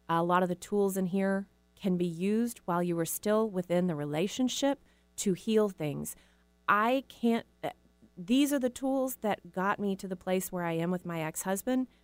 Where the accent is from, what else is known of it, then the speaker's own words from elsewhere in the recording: the South, United States; we're from the South, so people got married, you know, in their early, right after college